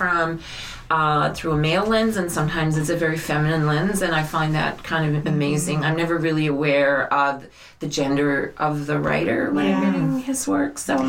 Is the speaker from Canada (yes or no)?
yes; Burin Peninsula, Newfoundland and Labrador, Canada; now in St. John's, Canada; I was born in Labrador, and I grew up on the Burren Peninsula. So I have a joke that I say it gives me dual citizenship status.